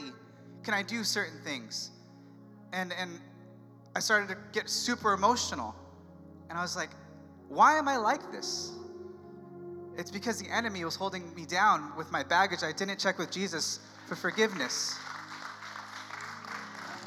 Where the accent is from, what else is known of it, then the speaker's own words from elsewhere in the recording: San Diego, California, United States; moved away as an adult; San Diego, my hometown